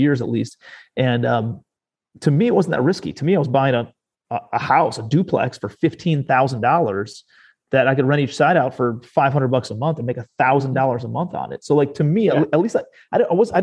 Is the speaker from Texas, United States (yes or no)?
no; Cleveland, Ohio, United States; moved away as an adult; also born or lived in New York City; I'm a kid from Cleveland, Ohio, and graduated from Cleveland